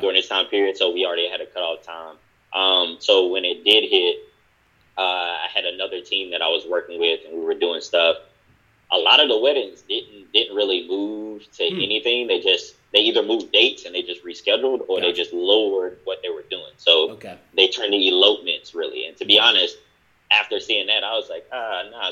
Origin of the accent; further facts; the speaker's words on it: Durham, North Carolina, United States; I'm from Durham as well